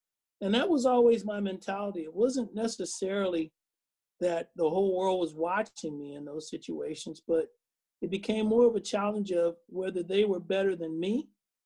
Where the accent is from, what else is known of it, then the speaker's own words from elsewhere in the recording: Oakland, California, United States; I grew up in Oakland. Used to sneak in the ballpark.